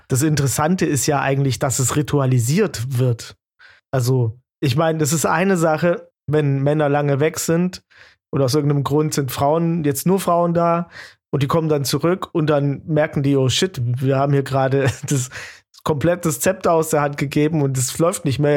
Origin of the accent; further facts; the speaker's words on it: Baden-Württemberg, Germany; ich bin Schwabe